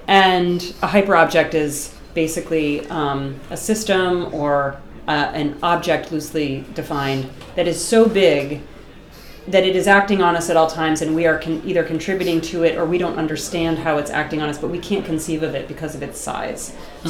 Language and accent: English; Boston, Massachusetts, United States; moved away; Yeah, I'm from Boston.